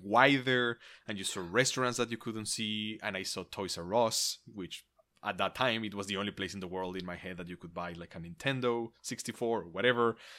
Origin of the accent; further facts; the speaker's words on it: Mexico; I grew up in Mexico.